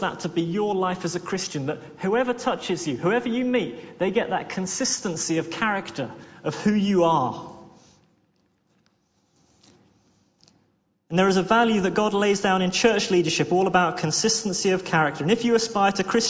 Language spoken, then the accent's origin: English; Worthing, South East England, United Kingdom; I come from Worthing, which is a seaside town.